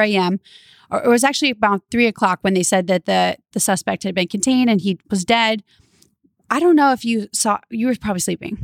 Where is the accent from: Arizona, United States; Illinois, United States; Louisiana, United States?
Louisiana, United States; now in California, United States; I'm from Louisiana